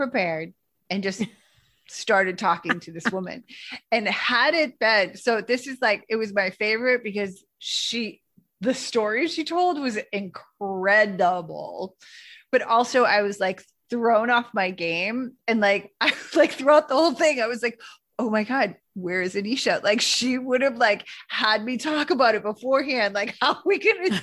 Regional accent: Boston, Massachusetts, United States; accent: hard Boston; my accent was hard. Hard Boston

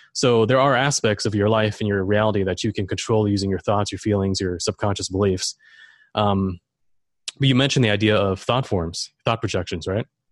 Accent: Germany; now in Florida, United States; I'm German. I grew up in Germany, but I'm here in Florida now.

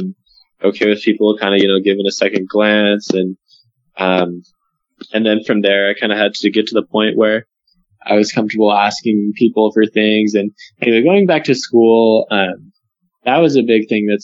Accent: Arizona, United States; moved away as an adult; I'm from Arizona and came up to BYU as a freshman in 2010.

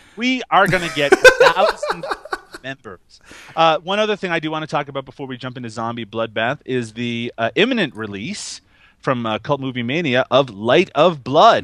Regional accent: Canada; I'm Canadian

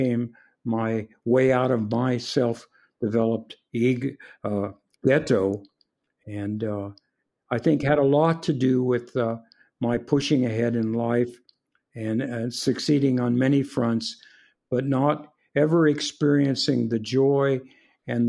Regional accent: Compton, California, United States; also born or lived in San Francisco, California; I was born in San Francisco prior to the Second World War. My father had was a dentist serving with the Civilian Conservation Corps in Montana. And when the war broke out, he came back to San Francisco and got himself a job in Compton, California. And we moved to Southern California

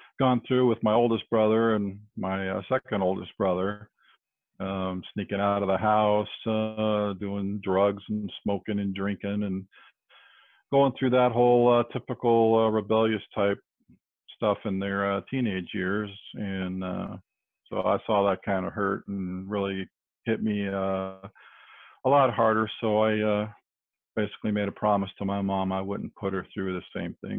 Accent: California, United States; now in Alabama, United States; I was a native Californian for pretty much most of my life. During my fourth grade year, my father was transferred up north to the Bay Area, where I grew

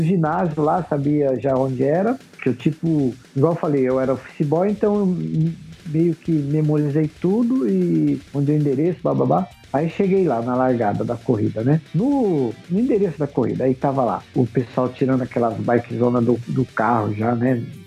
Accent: Pernambuco, Brazil; now in São Paulo, Brazil; a gente é de Pernambuco

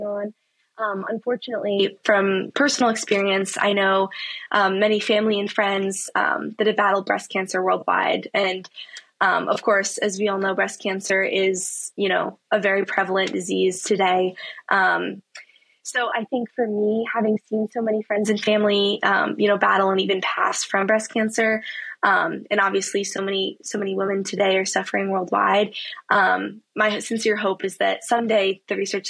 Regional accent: Saratoga Springs, New York, United States; moved away as an adult; now in Durham, United States; growing up in Saratoga and also during my time so far at Duke

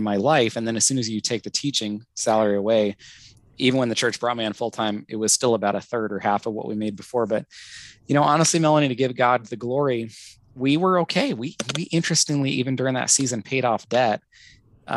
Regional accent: United States

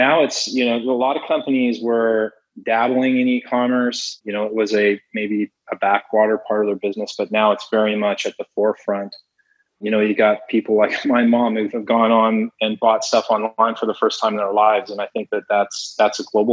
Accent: Canada; also born or lived in Toronto; I'm Canadian, I'm based in Toronto.

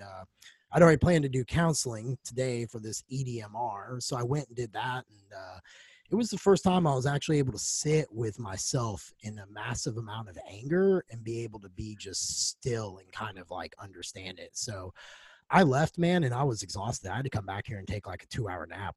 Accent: United States; now in Nashville, United States; Landed here in Nashville, which isn't far from my hometown

